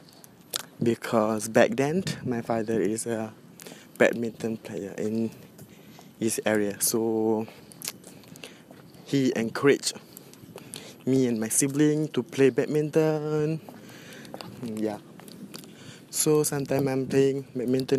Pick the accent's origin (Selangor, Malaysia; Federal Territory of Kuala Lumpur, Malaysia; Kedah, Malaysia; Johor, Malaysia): Johor, Malaysia; Johor Bahru; English is a second language; also born or lived in Batu Pahat; I came from Johor Bahru, and I live in Batu Pahat, a small town and a district at Johor Bahru